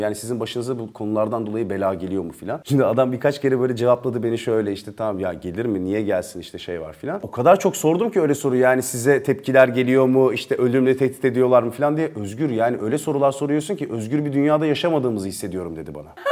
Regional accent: Turkey; biz Türkiye'den

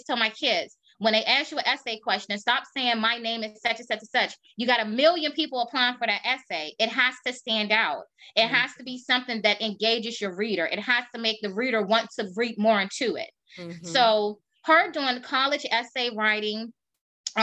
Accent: Maryland, United States; DC is our main hub because we are from Maryland

